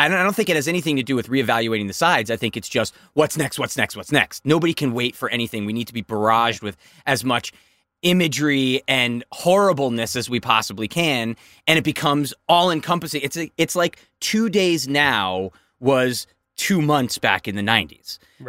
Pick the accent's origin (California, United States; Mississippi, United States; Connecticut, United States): Connecticut, United States; moved away; the town next to where I grew up in Connecticut